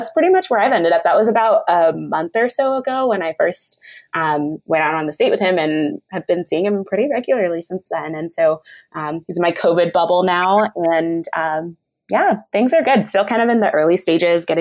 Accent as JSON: {"language": "English", "region": "Northern Virginia", "country": "United States", "tie": "born or raised there", "also_born_or_lived": "New Zealand / Ghana (family)", "moved": "as an adult", "lives_now": "North Carolina, United States", "said": "My family's from Ghana and I was born in New Zealand, but I mostly grew up in the DC area. So that's pretty much where I call home, Northern Virginia, or NOVA"}